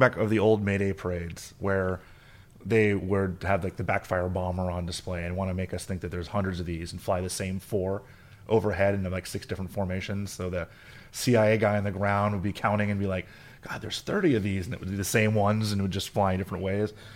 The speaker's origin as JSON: {"language": "English", "region": "South Florida", "country": "United States", "said": "I'm from South Florida"}